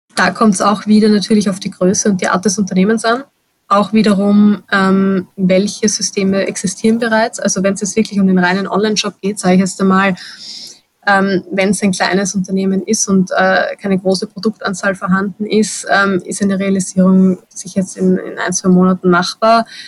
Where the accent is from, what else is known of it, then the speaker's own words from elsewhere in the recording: Vienna, Austria; Gerade als Wienerin